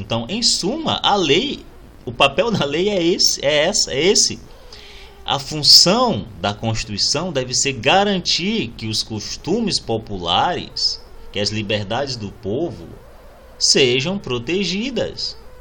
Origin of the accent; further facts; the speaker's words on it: Brazil; nos define como brasileiros